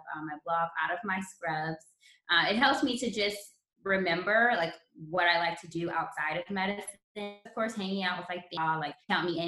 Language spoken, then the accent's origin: English; Los Angeles, California, United States; my hometown is Los Angeles.